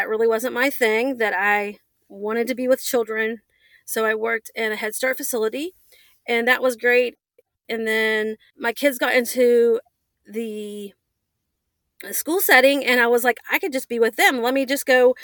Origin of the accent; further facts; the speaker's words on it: United States; I'm from Upshur County.